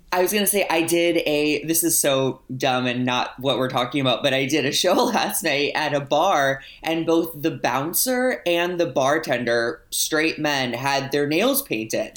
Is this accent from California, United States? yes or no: no; St. Louis, Missouri, United States; I grew up in St. Louis, which is like one of the bigger cities